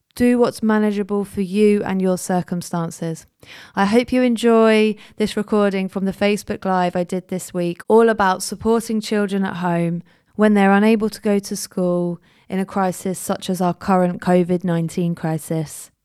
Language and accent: English; Jersey; now in London, United Kingdom; I was born in Jersey. I grew up in Jersey. I now live in London